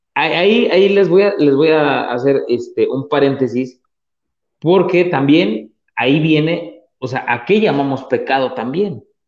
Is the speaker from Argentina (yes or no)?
no; Atlixco, Puebla, Mexico; yo soy de Puebla, soy de un, poblado que se llama Atlisco, y este, donde yo crecí, donde yo, yo viví gran parte de mi infancia